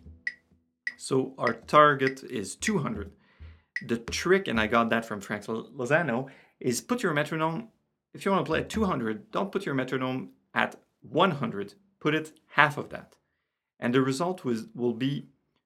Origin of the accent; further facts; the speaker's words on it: Canada; English is a second language; I'm French Canadian.